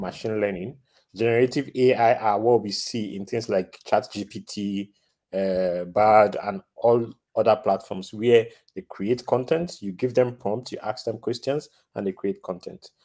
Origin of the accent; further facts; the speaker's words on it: Nigeria; now in Rotterdam, Netherlands; I'm originally from Nigeria. I'm currently living in the Netherlands, Rotterdam to be specific